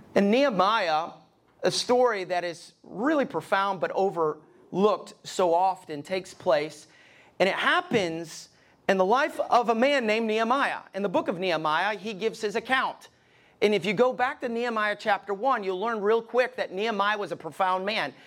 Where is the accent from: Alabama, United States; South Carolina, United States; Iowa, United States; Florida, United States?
Alabama, United States; moved away as an adult; also born or lived in East Tennessee; now in Columbus, Ohio, United States; I'm from Alabama